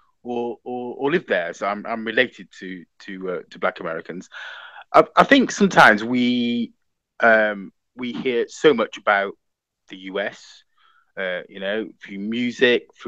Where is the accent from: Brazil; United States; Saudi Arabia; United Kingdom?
United Kingdom; now in London, United Kingdom; we're British and we're born here